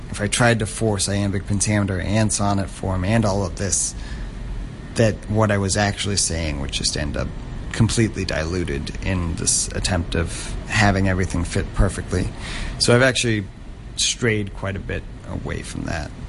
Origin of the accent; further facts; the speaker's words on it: Hong Kong; as a third culture kid growing up in Hong Kong, which is that you never really feel too connected to where you're from